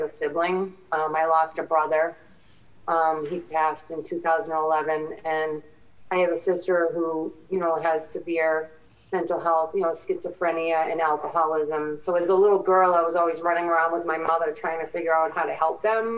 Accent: Randolph, Massachusetts, United States; a young kid growing up in Little Randolph

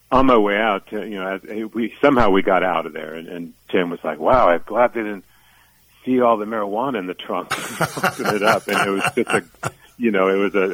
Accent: Alexandria, Minnesota, United States; moved away as an adult; also born or lived in St. Paul, Minnesota; now in New Orleans, United States; I was raised in Alexandria, Minnesota. That's where I went to junior high and high school. My mom still lives there

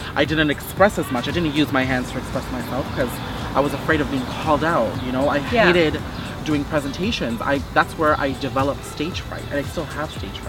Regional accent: Brampton, Ontario, Canada; also born or lived in North York, Ontario; I was born in North York and then raised in Brampton.

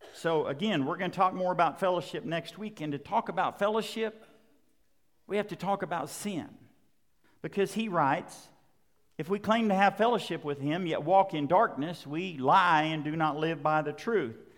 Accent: Western Oklahoma, United States; I was growing up in Western Oklahoma

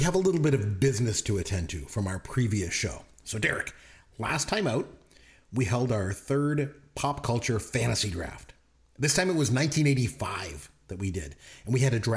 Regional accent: Canada; we're Canadian

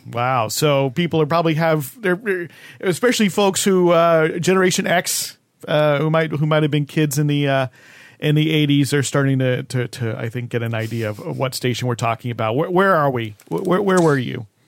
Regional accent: New Jersey, United States; my home state. where I grew up, New Jersey

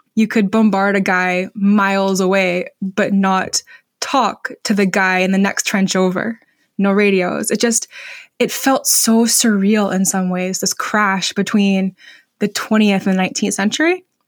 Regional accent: Vermont, United States; my home state of Vermont

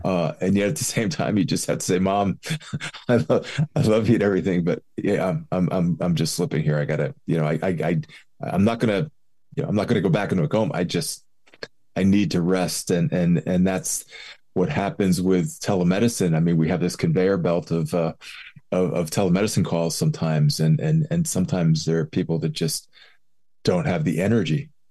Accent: Philadelphia, Pennsylvania, United States; I grew up in Philly

